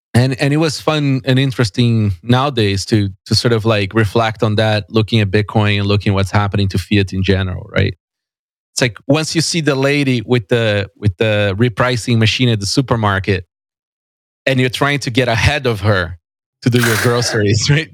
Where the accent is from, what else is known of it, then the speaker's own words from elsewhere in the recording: São Paulo, Brazil; moved away as an adult; now in Canada; I was born and raised in São Paulo